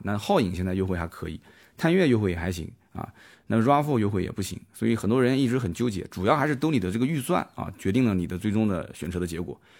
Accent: Jiangsu, China; 我们江苏这边

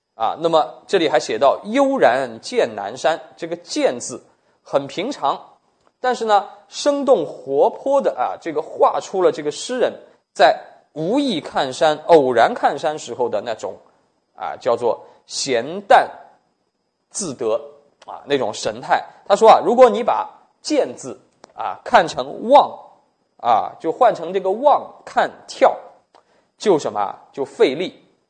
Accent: China; 我们中国人

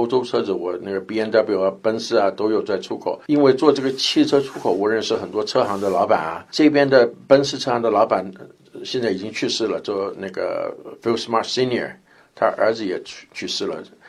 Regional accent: Taiwan; born there; 那个时候我也运气很好，因为我台湾出生的，我那边还有很多朋友。

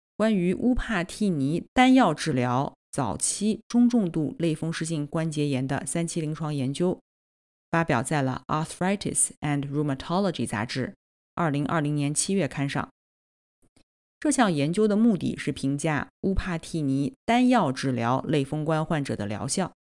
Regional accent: Nanjing, Jiangsu, China; 我来自南京

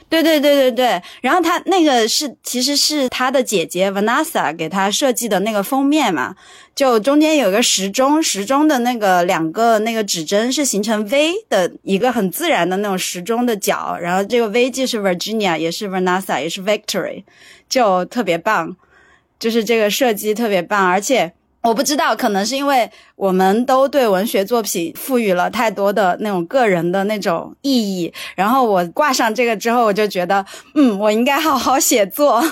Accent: Sichuan, China; accent: Sichuanese; 我们四川话说

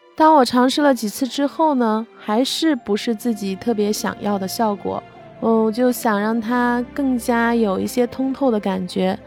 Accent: Baoji, Shaanxi, China; 我生长在华夏始祖炎帝故里青铜器之乡的大宝鸡

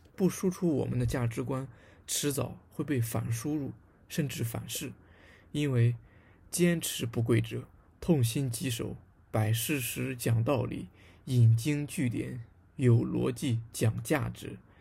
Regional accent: southwestern Shandong, China; 我的老家呢，在，呃，鲁西南的一个小县城里面

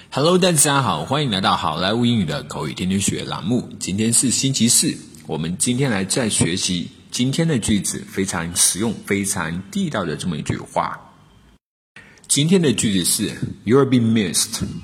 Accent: China; 我们中国人

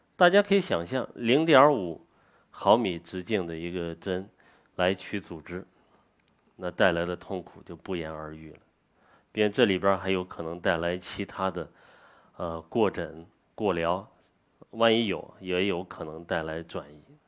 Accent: China; 做我们中国人。自己该做的事情，做我们中华文化的传承者

